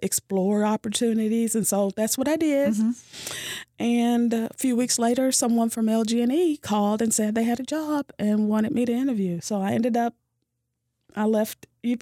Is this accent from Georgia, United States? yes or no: no; Louisville, Kentucky, United States; moved away as an adult; now in Owensboro, United States; I am from Louisville. I am the youngest of five